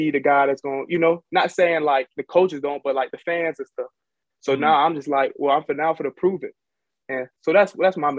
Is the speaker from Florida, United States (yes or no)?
yes; Jacksonville, Florida, United States; moved away as an adult; also born or lived in Fort Valley, Georgia; I'm from Jacksonville